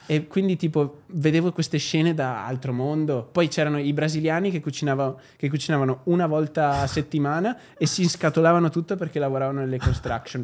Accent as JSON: {"language": "Italian", "town": "Albignasego", "region": "Veneto", "country": "Italy", "tie": "born or raised there", "also_born_or_lived": "Sydney, Australia / London, United Kingdom / Dubai, United Arab Emirates", "moved": "as an adult", "said": "io arrivo da Padova"}